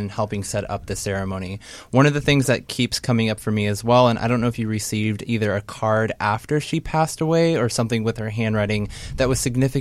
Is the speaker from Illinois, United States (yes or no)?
no; Portland, Oregon, United States; I'm from Portland, Oregon